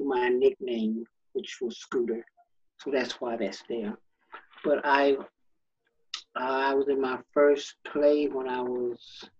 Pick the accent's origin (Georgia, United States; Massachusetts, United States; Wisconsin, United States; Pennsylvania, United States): Georgia, United States; Stockbridge; I was born in Stockbridge, Georgia, south of Atlanta.